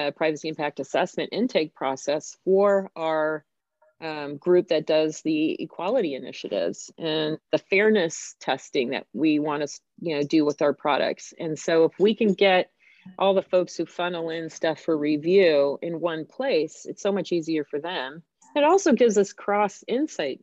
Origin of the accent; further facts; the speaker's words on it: United States; I'm American